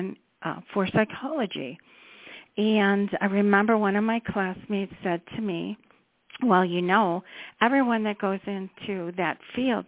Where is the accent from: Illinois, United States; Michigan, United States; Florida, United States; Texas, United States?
Illinois, United States; Chicago suburbs; I grew up in the Chicago suburbs